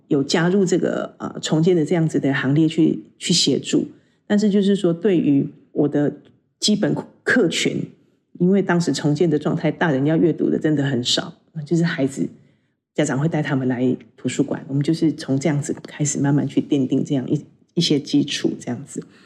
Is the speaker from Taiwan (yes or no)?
yes; Puli, Nantou County, Taiwan; 我是普里出生，在普里长大的小孩。那当中大概只有高中的时候到外面去念书。回到普里，工作开始是在幼儿园